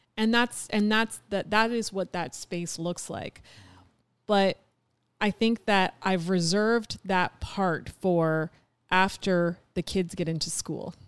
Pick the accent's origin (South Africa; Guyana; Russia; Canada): Canada; moved away as an adult; we're Canadian.